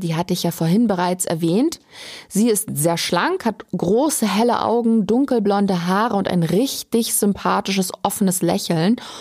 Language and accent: German; Germany; Bei uns in Deutschland